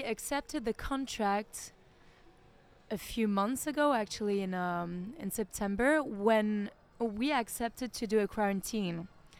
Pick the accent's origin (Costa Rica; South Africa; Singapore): Singapore; I started learning Chinese when I was 18 years old. I grew up in Singapore.